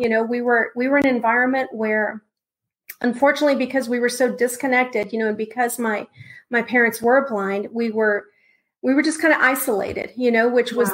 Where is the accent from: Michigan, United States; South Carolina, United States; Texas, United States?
Texas, United States; now in Wake Forest, United States; I'm originally from Texas